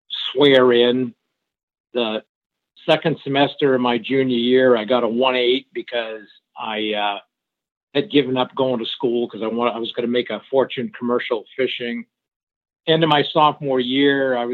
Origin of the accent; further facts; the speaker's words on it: Suncook, New Hampshire, United States; first language French; English is a second language; I grew up in a small, think of it as a French-Canadian mill town, textile town in Suncook, New Hampshire, in a real French-Canadian enclave. In fact, I spoke French before I spoke English.